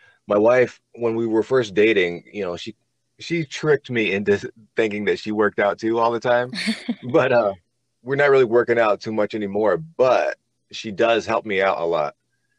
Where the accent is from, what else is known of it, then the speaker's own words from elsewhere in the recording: Norfolk, Virginia, United States; I grew up in Virginia in Norfolk area.